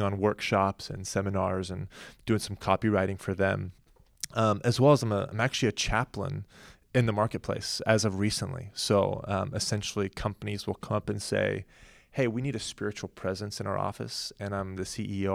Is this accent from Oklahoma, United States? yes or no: yes; Oklahoma, United States; now in Southern California, United States; we grew up in Oklahoma